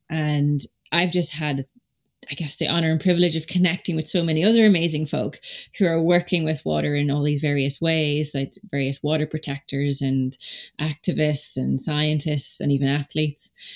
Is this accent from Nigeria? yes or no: no; Donegal, Ulster, Ireland; we're back home where I grew up in Donegal